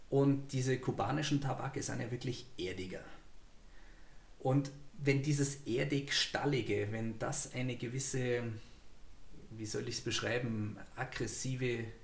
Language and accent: German; Bavaria, Germany; Und ich, ja, wir kommen aus der Nähe von München